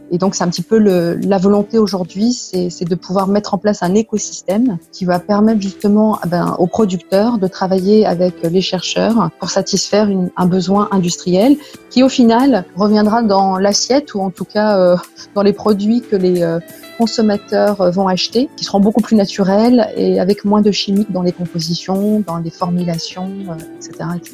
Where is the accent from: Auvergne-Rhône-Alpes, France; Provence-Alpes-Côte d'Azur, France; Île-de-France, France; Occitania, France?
Auvergne-Rhône-Alpes, France; Saint-Étienne; also born or lived in Lyon; je suis née en France, dans la région stéphanoise, donc une petite ville à côté de Lyon. Et mes parents sont d'origine marocaine, de la région de Meknès. Voilà. J'ai grandi euh, donc à Saint-Étienne